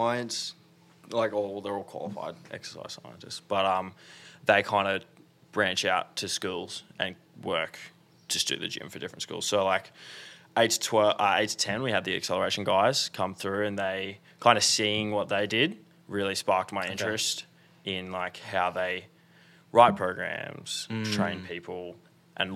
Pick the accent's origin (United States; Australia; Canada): Australia; Brisbane, Queensland; I'm from Brisbane. Moved around quite a bit as a kid, but born in Brisbane. Pretty much born and raised here. I went to high school here